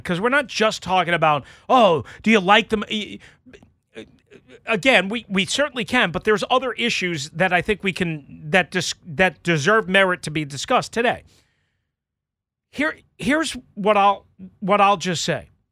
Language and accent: English; Virginia, United States; I'm from Virginia